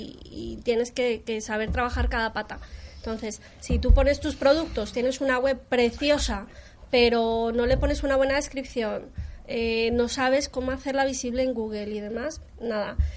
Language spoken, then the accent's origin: Spanish; Colombia; now in Spain; yo soy colombiana, llevo 18 años viviendo en España, estoy muy españolizada